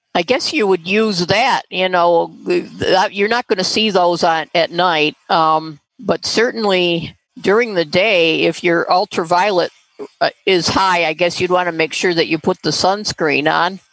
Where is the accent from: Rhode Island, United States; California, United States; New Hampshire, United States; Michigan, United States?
Michigan, United States; St. Clair Shores; my hometown st clair shores